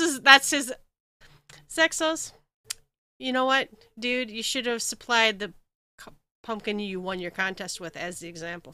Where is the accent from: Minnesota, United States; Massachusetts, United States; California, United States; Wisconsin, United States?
Minnesota, United States; I'm from Minnesota